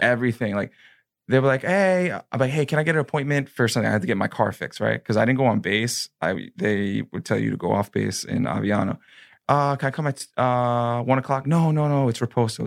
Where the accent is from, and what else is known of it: New York, United States; now in Florida, United States